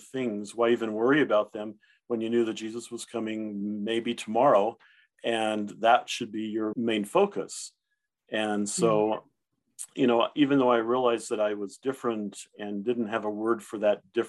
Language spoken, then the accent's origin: English; South Texas, United States; first language German; English is a second language; also born or lived in Dallas, Texas; I grew up in a rural community in South Texas.